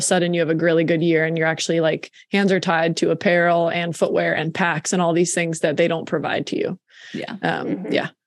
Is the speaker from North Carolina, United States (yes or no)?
no; Williamsport, Pennsylvania, United States; I'm from Williamsport, Pennsylvania